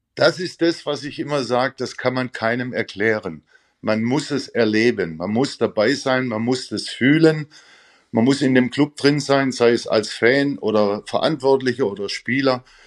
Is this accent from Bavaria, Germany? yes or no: no; near Stuttgart, Baden-Württemberg, Germany; moved away as an adult; also born or lived in Gelsenkirchen / Vienna; bin ich zurückgekehrt in meine Heimat, also hier in der Nähe von Stuttgart